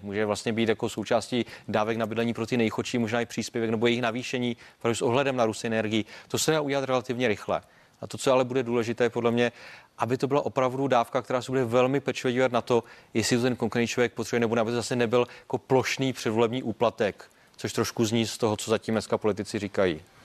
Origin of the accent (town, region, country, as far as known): Czechia